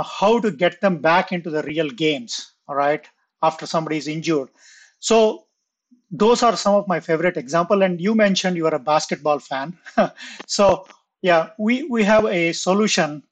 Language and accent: English; India; I grew up in India